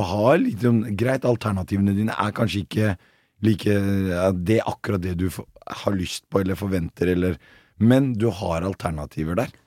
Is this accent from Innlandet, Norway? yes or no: no; Oslo, Norway; jeg vokste opp på Bøler, og så har jeg flytta ut